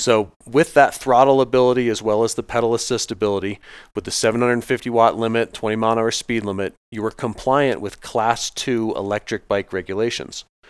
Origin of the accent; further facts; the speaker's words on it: Vail, Colorado, United States; I grew up out here in Vail, Colorado